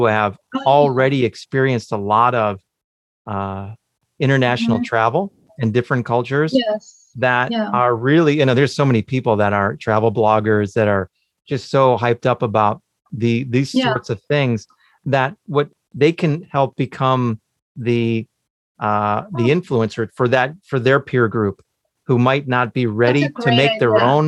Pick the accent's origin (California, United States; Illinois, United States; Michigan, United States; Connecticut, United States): Illinois, United States; Chicago; I grew up in Chicago. I've been here my whole life.